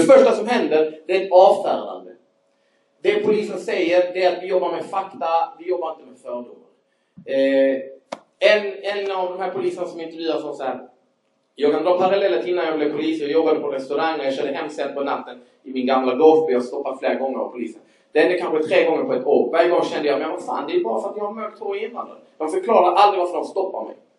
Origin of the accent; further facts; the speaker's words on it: Skåne, Sweden; accent: Scanian (skånska); Jag hoppas ni hänger med på min skånska